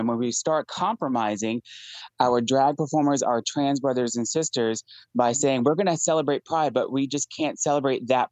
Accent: New York, United States; now in Tennessee, United States; I'm a New Yorker

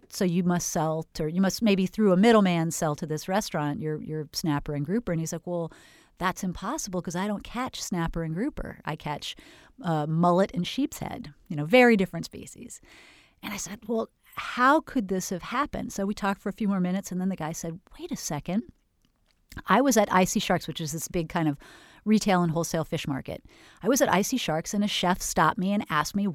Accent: Northern California, United States; now in Florida, United States; I was from Northern California and moved to Florida

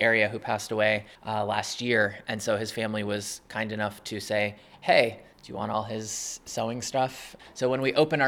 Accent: New York City, New York, United States; now in Holyoke, United States; I'm from New York City

